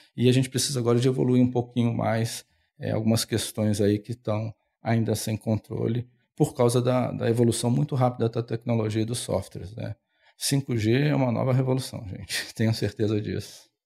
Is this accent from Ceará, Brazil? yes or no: no; Belo Horizonte, Minas Gerais, Brazil; now in São Paulo, Brazil; eu sou de Minas, eu peguei o trem, saí de Belo Horizonte, tive várias paradas, vim para São Paulo.